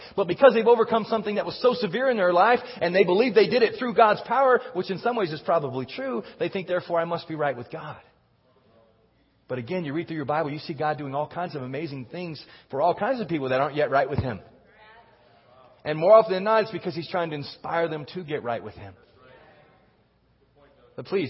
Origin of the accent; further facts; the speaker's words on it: Texas, United States; I grew up in Texas